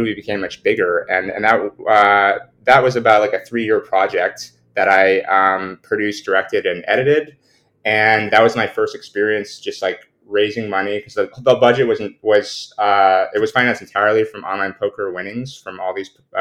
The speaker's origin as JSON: {"language": "English", "area": "the Bay Area", "region": "California", "country": "United States", "tie": "born or raised there", "said": "growing up in the Bay Area"}